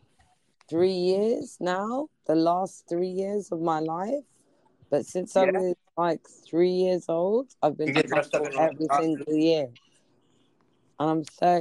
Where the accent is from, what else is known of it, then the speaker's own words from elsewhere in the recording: United Kingdom; I'm black. I'm from Britain